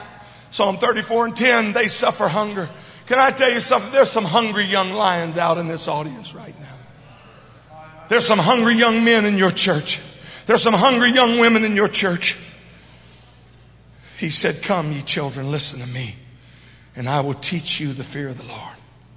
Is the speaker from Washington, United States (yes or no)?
no; Louisiana, United States; We it ain't good English, but I'm from Louisiana.